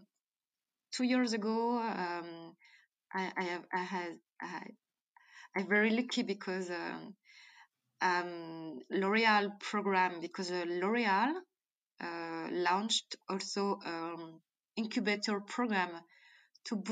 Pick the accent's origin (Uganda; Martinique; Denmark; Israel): Martinique; accent: French; English is a second language; also born or lived in Djibouti; I born in Africa, I born in Djibouti, so I spent my childhood between Africa and Martinique